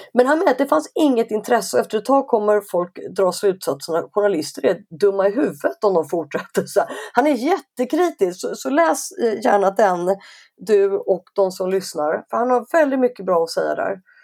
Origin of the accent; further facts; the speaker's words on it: Stockholm, Stockholm County, Sweden; Jag är stockholmare så jag är så här uppe i norr, det är typ någonstans norr om Uppsala